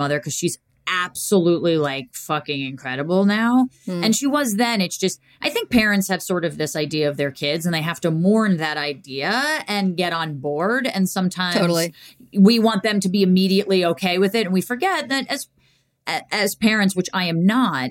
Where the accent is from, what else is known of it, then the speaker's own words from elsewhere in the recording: Montclair, New Jersey, United States; In the house I was born and raised